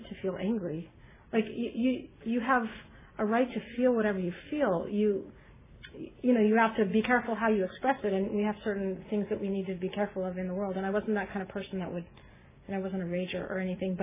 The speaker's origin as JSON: {"language": "English", "town": "Beverly Hills", "region": "California", "country": "United States", "tie": "born or raised there", "said": "I grew up in Beverly Hills"}